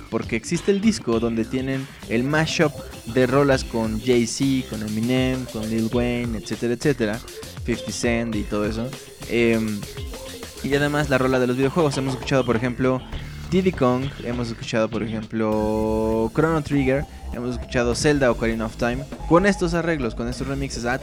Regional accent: northern Mexico, Mexico; accent: norteño; ¿Por qué sigo hablando como norteño?

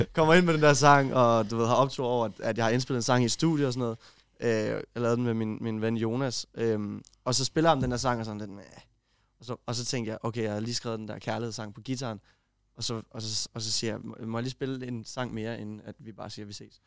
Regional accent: Kolding, Southern Denmark, Denmark; jeg er fra Kolding af

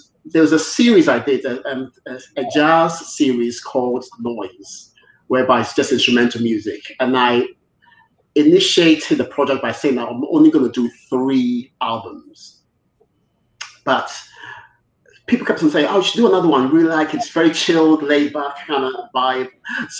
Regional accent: Ghana; now in United Kingdom; I was brought up in Ghana. I went to Ghana when I was 7

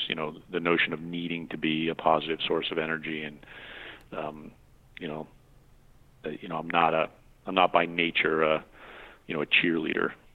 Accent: New England, United States; I growing up in New England

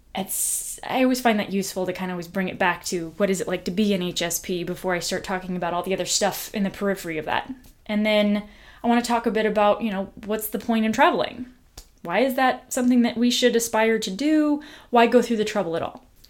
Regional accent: United States; I'm this person from the United States of America, not from their country

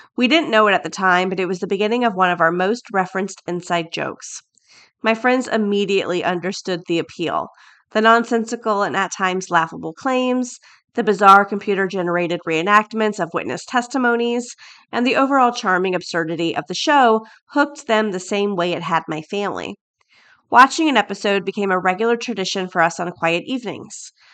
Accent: Florida, United States; I'm from Florida. That's where I was born and bred, born and raised.

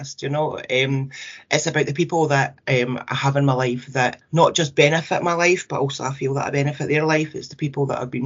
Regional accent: Scotland, United Kingdom; us as Scottish families

